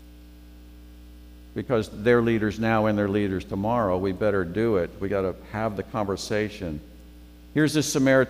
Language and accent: English; Memphis, Tennessee, United States; moved away; Mike Barton and I are from Memphis